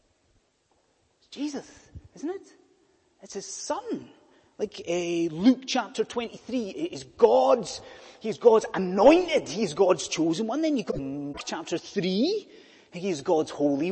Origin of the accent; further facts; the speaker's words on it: United Kingdom; being British